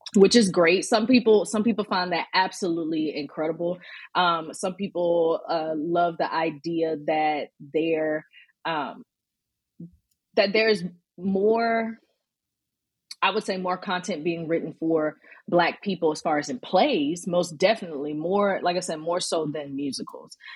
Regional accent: Birmingham, Alabama, United States; now in Atlanta, United States; I'm originally born and raised in Birmingham, Alabama, you know, Southern. Southern girl

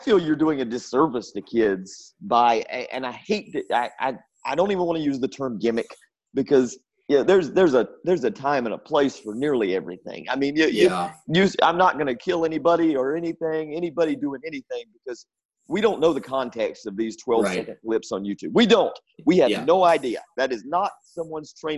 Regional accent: North Carolina, United States; growing up in North Carolina

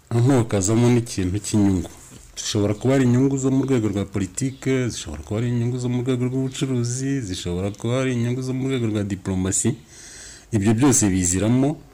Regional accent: Rwanda

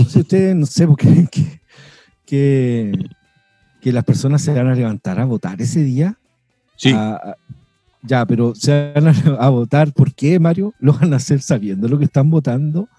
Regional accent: Chile; also born or lived in Argentina; me vine de bebé por razones eh, geopolíticas. Nací en Argentina, pero mis padres son chilenos

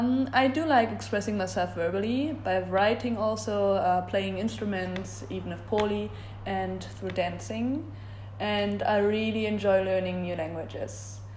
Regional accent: Germany; I'm from Germany.

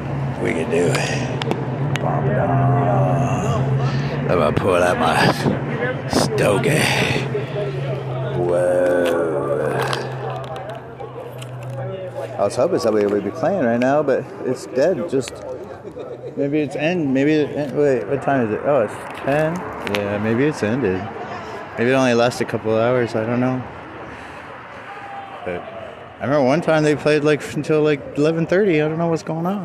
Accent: California, United States; I'm not from Compton. I'm from California.

